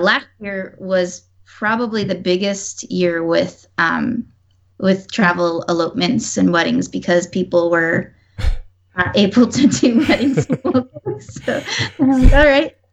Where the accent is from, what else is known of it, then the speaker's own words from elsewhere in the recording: Newburgh, New York, United States; moved away as an adult; now in Washington, D.C., United States; I'm actually from New York too